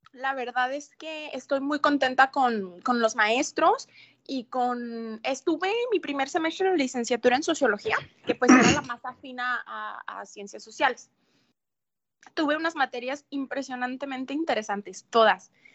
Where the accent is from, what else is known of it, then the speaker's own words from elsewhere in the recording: Mexico; now in Ciudad Juárez, Mexico; como mexicana